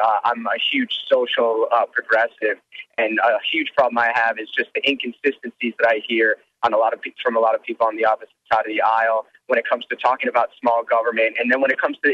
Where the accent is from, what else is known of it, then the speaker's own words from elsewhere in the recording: California, United States; California, my home state